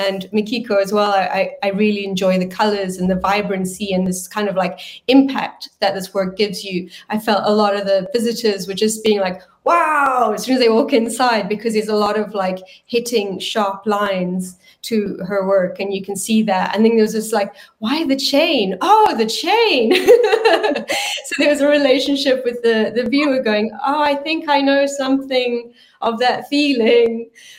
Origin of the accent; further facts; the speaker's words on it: South Africa; And because I'm South African, it was really nice to put South Africa at the top of the world and not at the bottom